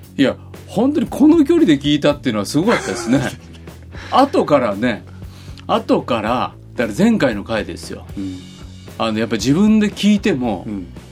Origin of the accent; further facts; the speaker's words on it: Fukuchiyama, Kyoto, Japan; moved away; 福知山福音住教会元旦礼拝、うんうん、もう10年ぐらいずっと元旦礼拝そこで説教して、もうあれですよ僕は生まれ育った